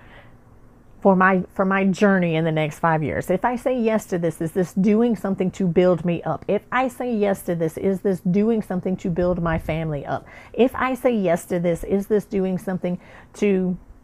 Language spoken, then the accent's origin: English; the South, United States; I'm from the South